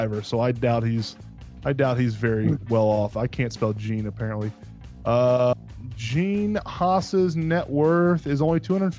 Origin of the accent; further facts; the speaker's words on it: Georgia, United States; and I am also from Georgia.